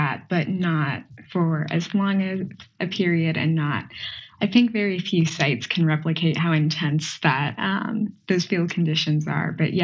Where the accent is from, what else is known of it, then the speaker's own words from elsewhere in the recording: Nevada, United States; I'm definitely from Nevada, you know, the Truckee's pretty big to me